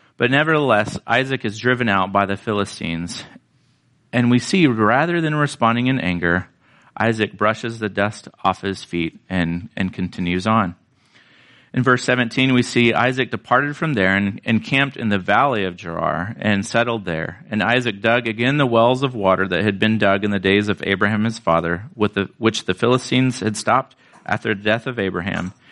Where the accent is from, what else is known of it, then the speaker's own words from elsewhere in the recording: Florida, United States; now in California, United States; I grew up in Florida and we got all the rain that we need